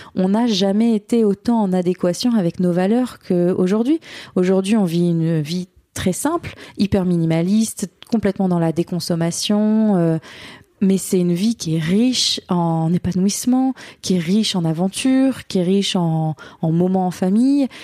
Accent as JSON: {"language": "French", "area": "Burgundy", "region": "Bourgogne-Franche-Comté", "country": "France", "moved": "as an adult", "lives_now": "Australia", "said": "on est de Bourgogne"}